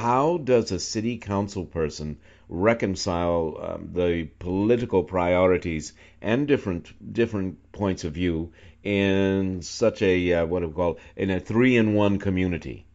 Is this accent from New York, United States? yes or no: yes; New York, United States; moved away as an adult; now in Charlottesville, United States; I'm from New York and lived most of my adult life in New York